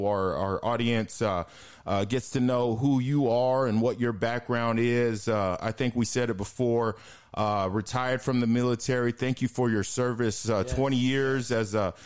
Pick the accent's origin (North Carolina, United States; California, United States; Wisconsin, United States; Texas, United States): Texas, United States; El Paso; being in El Paso, growing up on Fort Bliss